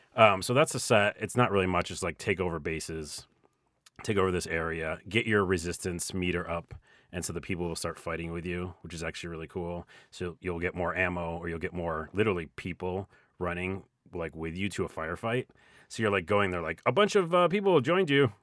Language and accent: English; Syracuse, New York, United States; moved away; I'm from Syracuse